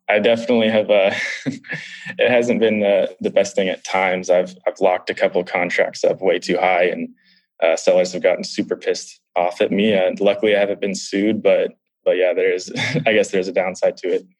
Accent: San Diego, California, United States; I'm from San Diego, California, so a couple hours from where you are

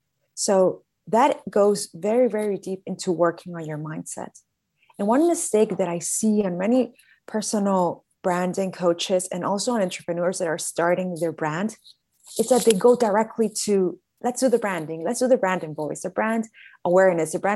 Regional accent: Caracas, Capital District, Venezuela; moved away as an adult; now in Miami, United States; I was born in Caracas, Venezuela, and I've been here in Miami for 11 years

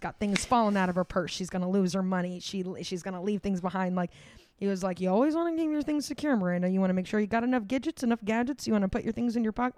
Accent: Florida, United States; we grew up in Florida

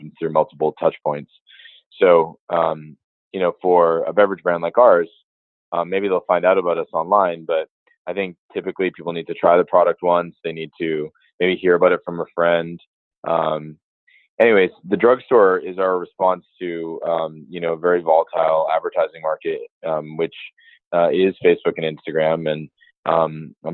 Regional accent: Massachusetts, United States; I'm from Massachusetts

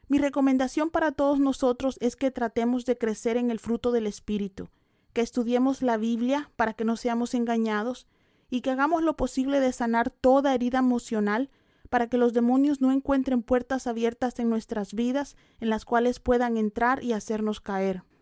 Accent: El Salvador; Yo tenía ocho años y acababa de aceptar a Cristo. Y en ese tiempo en mi país, El Salvador, la guerrilla estaba secuestrando a personas.

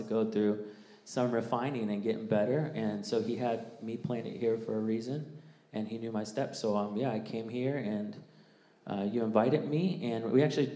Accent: Jacksonville, United States; I grew up in Jacksonville as well. I've been here since sixth grade

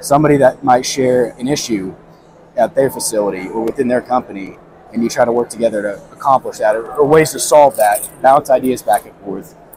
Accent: Southern Indiana, United States; I'm from Southern Indiana. I grew up showing pigs and cattle

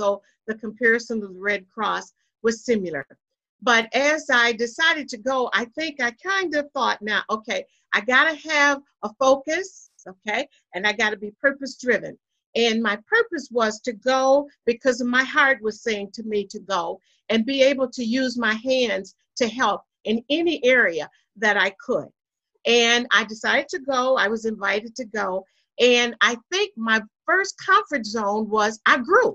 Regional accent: Columbus, Mississippi, United States; now in Battle Creek, United States; I am from Mississippi, Columbus, Mississippi. That's Northeast Mississippi

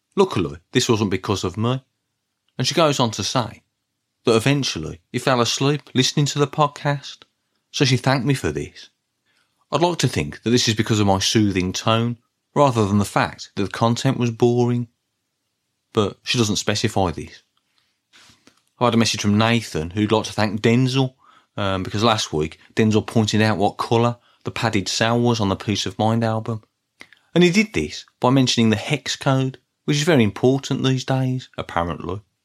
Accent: Birmingham, West Midlands, United Kingdom; accent: Brummy; you can't tell from my Brummy accent

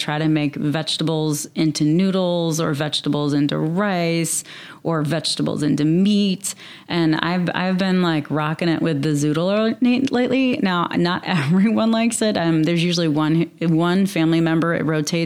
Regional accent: the South, United States; I'm from the South

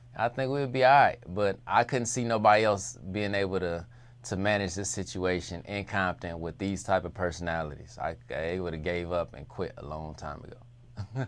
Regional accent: Compton, California, United States; I'm from Compton

